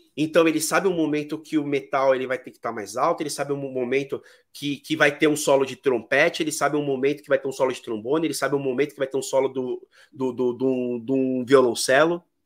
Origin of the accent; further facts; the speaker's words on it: São Paulo, Brazil; Eu sou de São Paulo